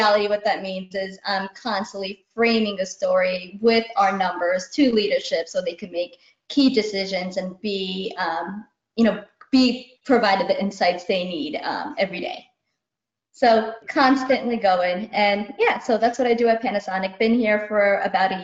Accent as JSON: {"language": "English", "country": "United States", "tie": "born or raised there", "said": "I'm Indian American. As a young being growing up here back in the 80s"}